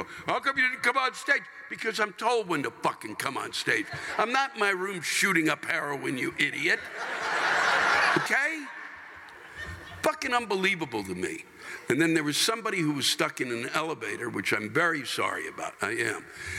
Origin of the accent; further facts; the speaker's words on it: New York, United States; now in Portland, United States; I'm from New York, and sure, we have crime there, but out here, it's different. I've lived here for 4 years, and let me tell you, compared to New York, out here is fucking crazy.